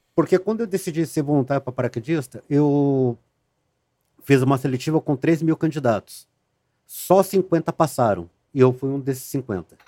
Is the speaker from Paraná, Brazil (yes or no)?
no; Rio Grande do Sul, Brazil; moved away; also born or lived in Rio de Janeiro; eu saí do Rio de Janeiro, voltei para o Rio Grande do Sul